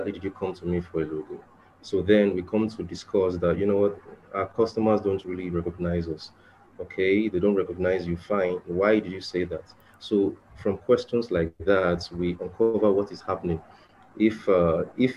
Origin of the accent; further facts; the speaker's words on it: Nigeria; I'm from Nigeria, Africa.